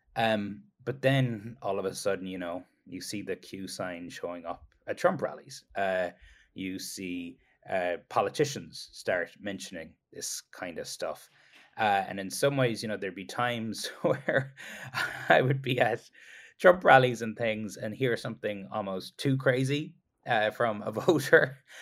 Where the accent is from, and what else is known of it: Kerry, Munster, Ireland; now in United States